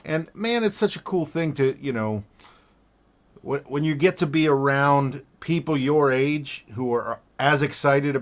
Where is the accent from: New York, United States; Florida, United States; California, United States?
Florida, United States; South; I grew up in Florida, in South Florida, like Miami, Fort Lauderdale area.